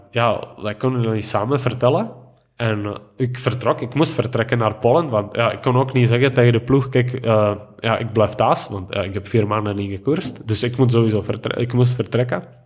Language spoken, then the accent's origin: Dutch; Stříbro, Plzeň Region, Czechia; Dutch is a second language; moved away as an adult; now in Belgium; in mijn B&B eh, in Stribro, in mijn geboorteplaats